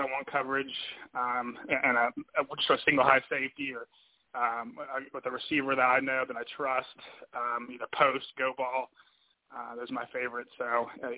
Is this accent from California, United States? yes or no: no; Virginia Beach, Virginia, United States; I'm a guy from the Virginia Beach area, so growing up right by the water